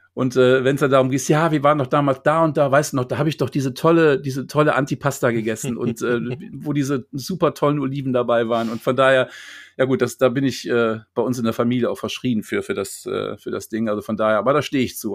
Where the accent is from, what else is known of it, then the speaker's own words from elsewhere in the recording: Neuss, North Rhine-Westphalia, Germany; now in Lüneburg, Germany; Meine Mutter lebt in Neuss, da wo ich herkomme, bei Düsseldorf ist